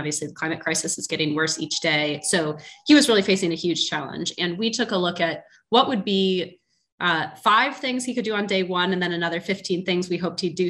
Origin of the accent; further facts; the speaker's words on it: Portland, Oregon, United States; moved away; I'm from Portland, Oregon originally. And when I was growing up, we called the start of summer January